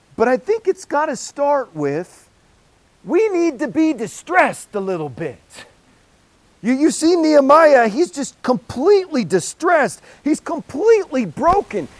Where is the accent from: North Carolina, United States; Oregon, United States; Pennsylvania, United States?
Oregon, United States; Portland; I'm from Portland